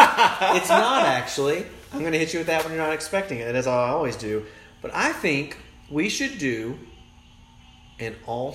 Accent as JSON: {"language": "English", "region": "Tennessee", "country": "United States", "tie": "born or raised there", "said": "I came from a cool city. I was born in Tennessee"}